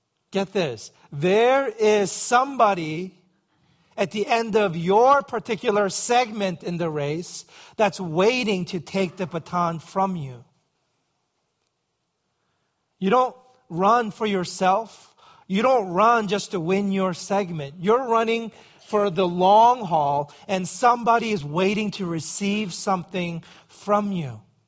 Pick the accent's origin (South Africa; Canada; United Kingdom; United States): United States; New York City, New York; growing up in New York City, walking was a necessary evil.